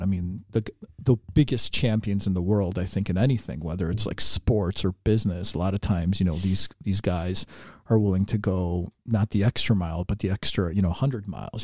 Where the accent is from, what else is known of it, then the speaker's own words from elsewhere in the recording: Chicago, Illinois, United States; growing up in Chicago